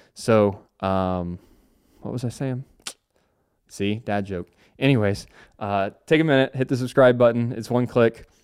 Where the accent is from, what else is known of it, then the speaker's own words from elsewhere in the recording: Cincinnati, Ohio, United States; now in Charlotte, United States; I grew up in Cincinnati, Ohio, and now reside in Charlotte, North Carolina